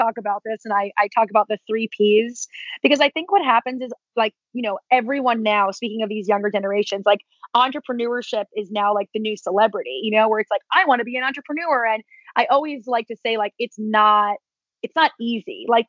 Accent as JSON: {"language": "English", "region": "East Coast", "country": "United States", "said": "my whole family's from New York, I'm from the East Coast."}